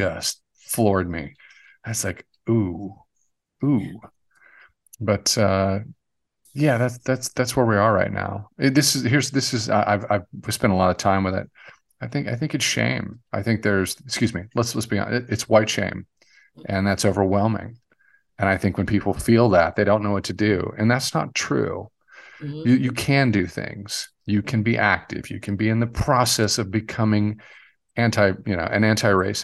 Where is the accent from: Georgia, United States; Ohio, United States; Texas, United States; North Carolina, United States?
North Carolina, United States; I grew up in the South, and growing up in North Carolina, I was taught